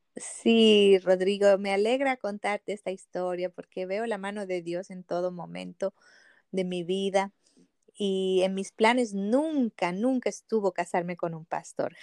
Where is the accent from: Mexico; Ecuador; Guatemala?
Ecuador; moved away as an adult; now in Chile; yo salí de mi país en Ecuador, de donde yo soy, y vine a estudiar en Chile